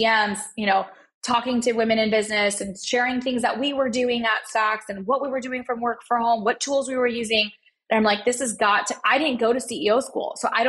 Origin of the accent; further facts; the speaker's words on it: Pakistan; And here I am as like a Pakistani, you know, 30-year-old, I'm 35 now, but 30-year-old mother of two and building a SaaS tech company.